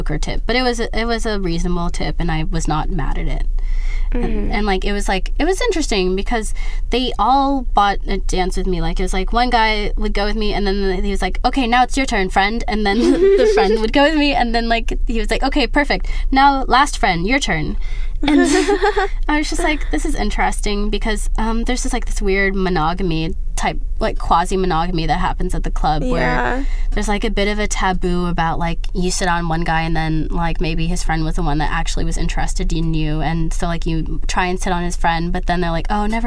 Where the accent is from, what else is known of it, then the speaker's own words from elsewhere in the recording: United States; But I'm American and I'm not accustomed to that.